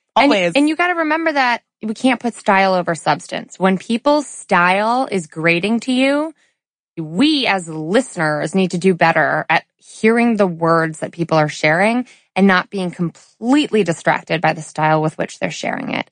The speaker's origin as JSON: {"language": "English", "region": "suburban Connecticut", "country": "United States", "tie": "born or raised there", "said": "we go to Chili's in suburban Connecticut where we're from, right? Where I was born and raised"}